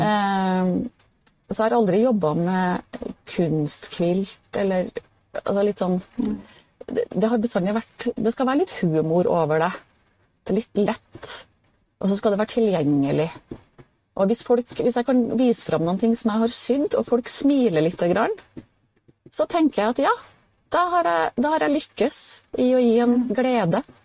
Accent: Steinkjer, Trøndelag, Norway; Jeg er jo fra Steinkjer, som ligger litt nord for Trondheim.

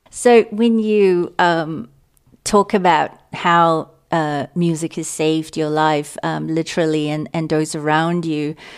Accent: Singapore; moved away as an adult; also born or lived in Australia / London; I grew up in Singapore

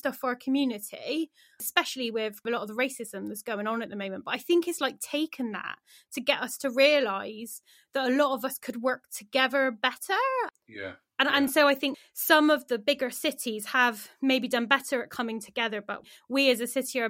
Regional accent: Bristol, South West England, United Kingdom; I grew up in Knowle West

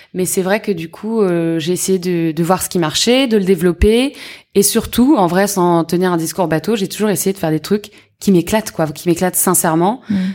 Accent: Yvelines, Île-de-France, France; born or raised there; also born or lived in Paris

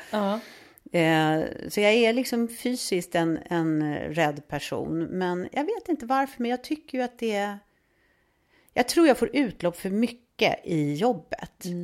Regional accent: Stockholm, Stockholm County, Sweden; Ja, jag växte upp i Stockholm.

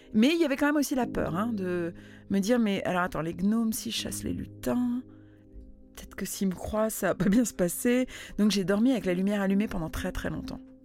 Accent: Netherlands; moved away; J'ai grandi aux Pays-Bas

